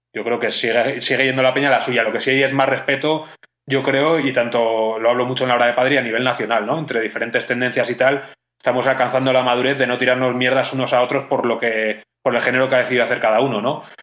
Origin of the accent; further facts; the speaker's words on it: Pamplona, Navarre, Spain; moved away; also born or lived in Madrid; Yo nací en Madrid, pero he vivido casi toda mi vida en Pamplona, luego me volví a Madrid